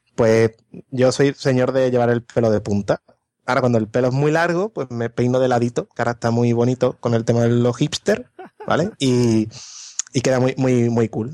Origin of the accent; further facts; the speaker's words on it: Morón de la Frontera, Andalusia, Spain; moved away as an adult; vengo de un pueblo en el que o te gustaba la Semana Santa o te gustaba el fútbol